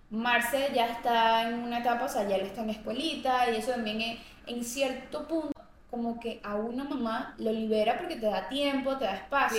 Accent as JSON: {"language": "Spanish", "country": "Colombia", "moved": "yes"}